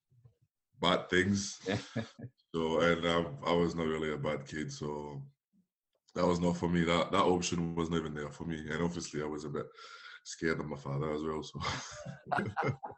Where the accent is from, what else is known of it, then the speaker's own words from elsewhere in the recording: Paris, Île-de-France, France; moved away; I was obviously from Paris